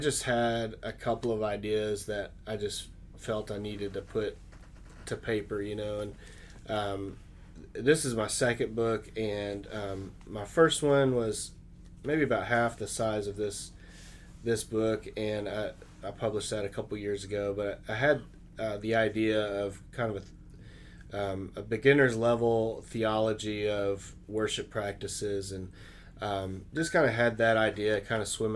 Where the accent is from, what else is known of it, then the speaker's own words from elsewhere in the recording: Arkansas, United States; moved away as an adult; now in Dayton, United States; I was born and raised in Arkansas